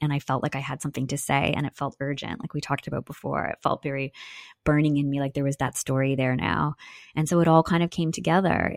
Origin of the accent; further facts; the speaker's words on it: Newmarket, Ontario, Canada; I grew up in Newmarket, Ontario